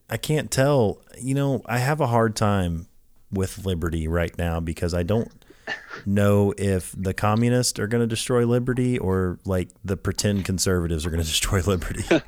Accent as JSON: {"language": "English", "town": "Lafayette", "region": "Louisiana", "country": "United States", "tie": "born or raised there", "moved": "yes", "said": "I grew up in Louisiana as a kid"}